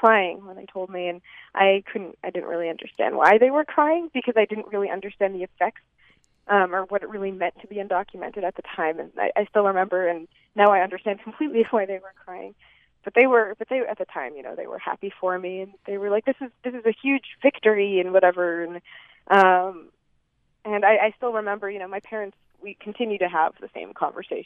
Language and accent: English; Boston, Massachusetts, United States; now in Utah, United States; I grew up in Boston